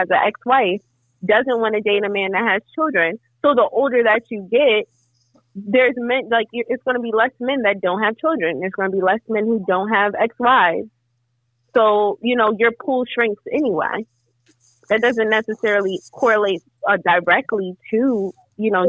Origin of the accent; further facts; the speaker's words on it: United States; I'm speaking as an American citizen who grew up in this culture